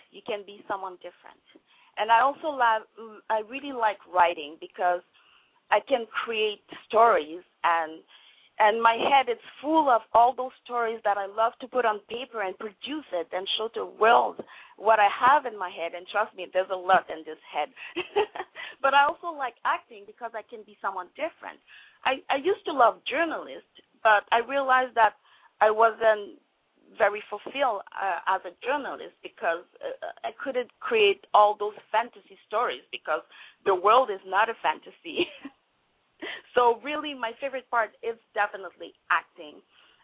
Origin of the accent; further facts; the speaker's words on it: Montreal, Quebec, Canada; first language French; English is a second language; moved away as an adult; also born or lived in Vancouver; I'm a French actor. I was born in Montreal, Quebec. And then I decided to move to Vancouver